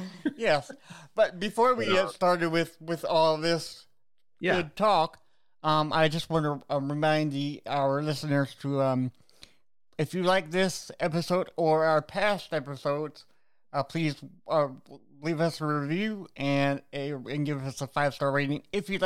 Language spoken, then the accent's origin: English; Austin, Texas, United States; born there; And then here we are doing bands from Texas, which is the state that I'm from. I was born in Austin, Texas.